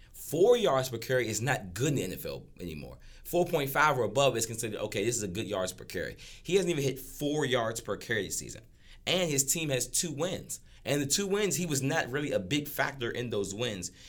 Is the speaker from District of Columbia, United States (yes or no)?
yes; Washington, District of Columbia, United States; I'm from Washington, D C.